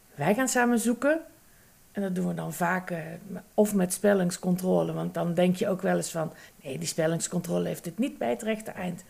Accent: North Brabant, Netherlands; accent: Brabant; Aan mijn tongval heb je kunnen luisteren dat ik misschien uit Brabant kom

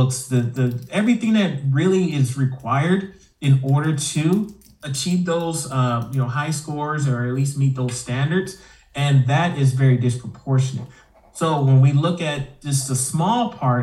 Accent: Houston, Texas, United States; first language English; moved away as an adult; now in Idaho, United States; I am originally from Houston, Texas, and I don't know, somehow I ended up in Idaho.

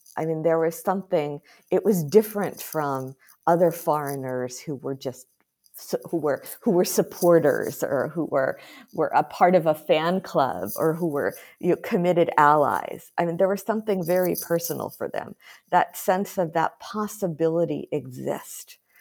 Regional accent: United States; moved away; as an American

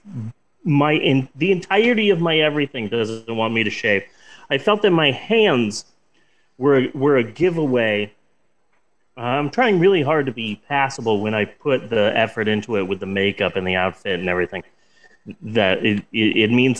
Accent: Oklahoma, Midwest, United States; as a Midwesterner, as someone who lives in Oklahoma

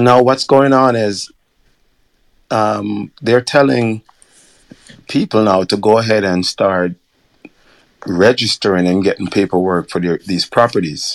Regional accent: Kingston, Jamaica; moved away; growing up in Jamaica, especially I'm from Waterhouse, and I was born in Waterhouse

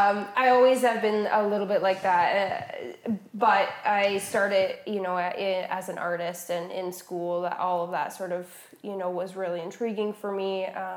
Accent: Woodstock, Ontario, Canada; I grew up in Woodstock.

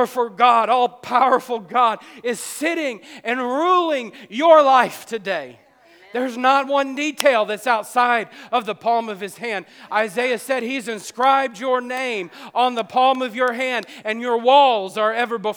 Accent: the South, United States; We're from the South.

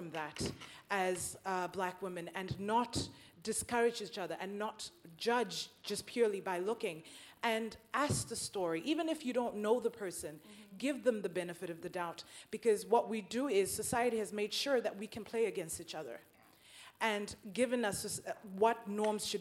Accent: South Africa; moved away as an adult; now in Norway; And I have recently moved to Norway. I'm from South Africa.

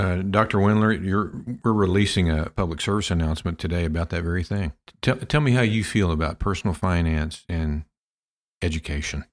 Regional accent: Pampa, Texas, United States; my hometown of Pampa, Texas

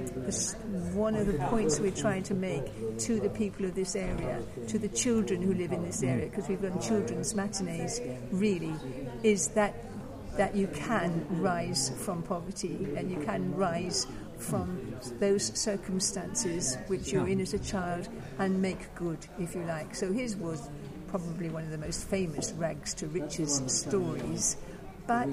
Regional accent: Selsey, South East England, United Kingdom; I come from a small seaside town called Selseyville in West Sussex

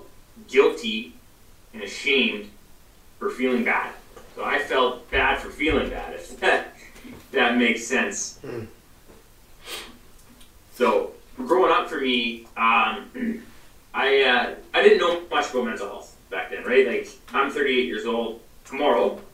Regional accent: British Columbia, Canada; I'm from Canada

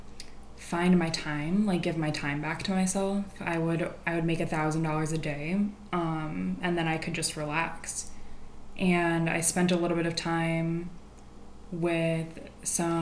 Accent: Detroit, Michigan, United States; now in Los Angeles, United States; I'm from Detroit, blue collar.

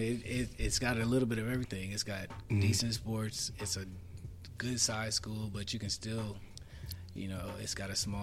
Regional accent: Wisconsin, United States; moved away as an adult; also born or lived in Ohio; I grew up in Ohio, but did 8 years in Wisconsin through middle school, high school

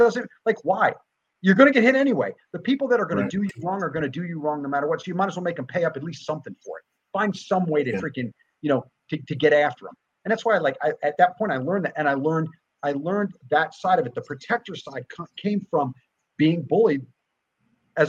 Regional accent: New Jersey, United States; moved away; I grew up back East. I grew up in New Jersey

